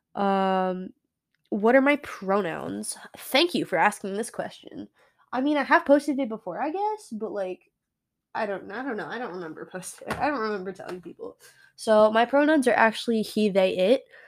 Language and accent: English; United States; America. Yeah, I am definitely an American bean.